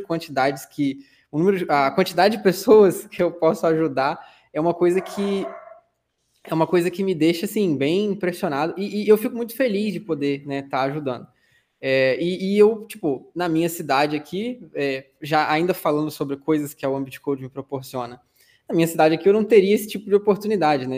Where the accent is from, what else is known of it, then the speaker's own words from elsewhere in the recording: São Fidélis, Rio de Janeiro, Brazil; eu sou de São Fidélis, interior do Rio de Janeiro, tem 30 e poucos mil habitantes